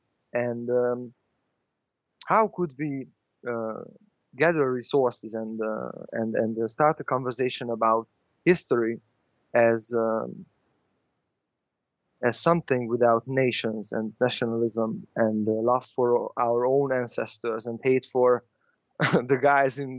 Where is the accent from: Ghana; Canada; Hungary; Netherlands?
Hungary; English is a second language; also born or lived in Budapest; in Hungary, I'm calling from Budapest, Hungary, we have a lot of nationalized history